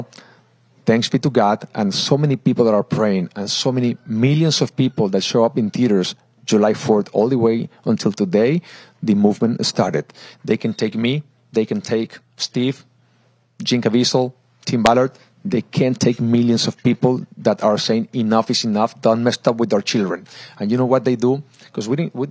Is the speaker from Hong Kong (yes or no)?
no; Mexico; moved away; I am from Mexico.